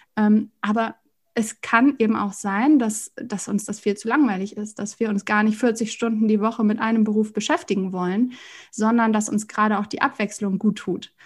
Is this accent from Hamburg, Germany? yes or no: yes; Hamburg, Germany; ich komme aus Hamburg